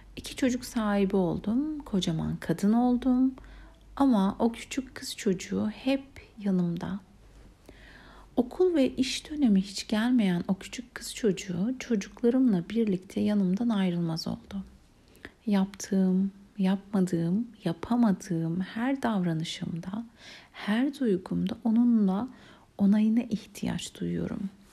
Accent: Istanbul, Turkey; Beşiktaş'ta büyüdüm, o civarda okudum.

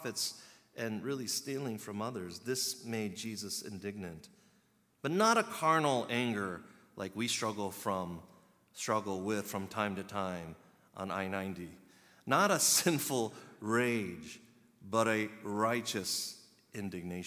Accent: Chicago, Illinois, United States; I was born in Chicago, but my heritage ethnicity is Korean

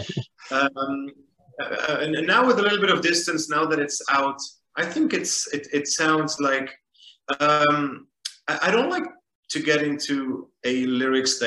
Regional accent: Beirut, Beirut Governorate, Lebanon; moved away as an adult; also born or lived in Paris, France; I grew up in Beirut, Lebanon

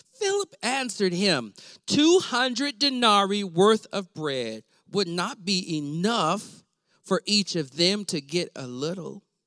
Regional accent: Weatherford, Texas, United States; I grew up in Weatherford, Texas, a small town

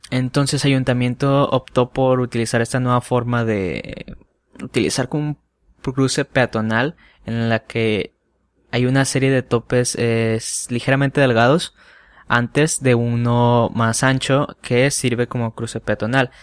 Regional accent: Culiacán, Sinaloa, Mexico; soy de Culiacán, Sinaloa.

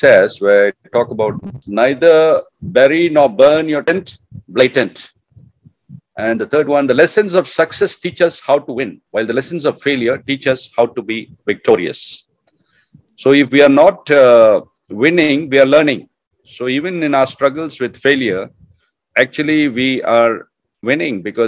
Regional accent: Bangalore, Karnataka, India; I was growing up in Bangalore

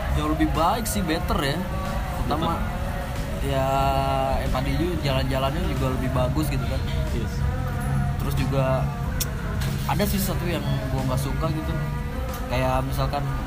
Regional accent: Jakarta, Indonesia; moved away as an adult; now in Bekasi, Indonesia; anak metropolitan banget Jakarta Selatan

